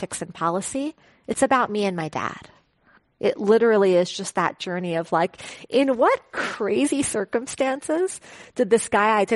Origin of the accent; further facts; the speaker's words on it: New York City, New York, United States; moved away as an adult; also born or lived in Silicon Valley; growing up in Flushing, Queens